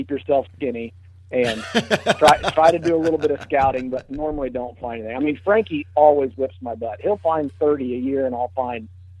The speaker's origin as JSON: {"language": "English", "region": "Illinois", "country": "United States", "said": "of course, with Bowhunter Die and bowhunting.com, and I'm from Fulton County, Illinois, and I live outside of a small town called Ipava."}